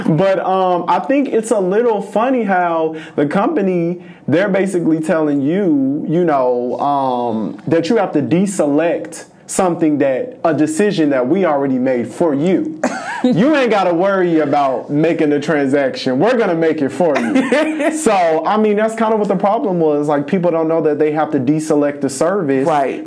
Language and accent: English; Los Angeles, California, United States; moved away; I am from Los Angeles. It's never snowing, never really dropping below sixty degrees